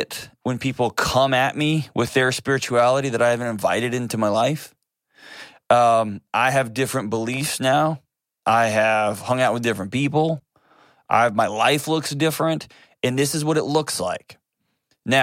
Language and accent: English; Texas, United States; I was born and raised in Texas